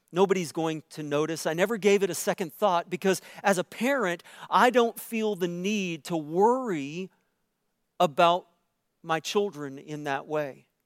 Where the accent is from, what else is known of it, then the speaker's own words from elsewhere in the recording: Canada; if you are white like me, and I'm as, I'm as Canadian white as they come.